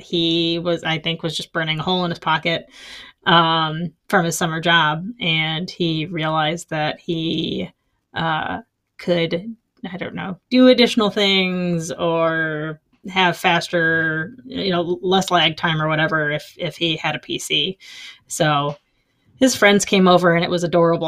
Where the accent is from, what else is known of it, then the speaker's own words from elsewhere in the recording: Ohio, United States; growing up in Ohio. And now I live semi close to Toledo